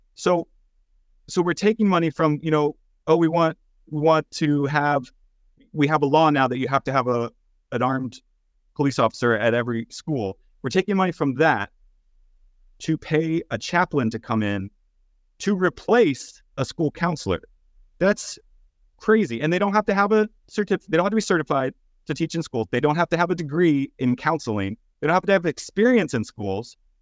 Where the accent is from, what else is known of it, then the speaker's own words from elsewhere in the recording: East Texas, United States; I grew up in East Texas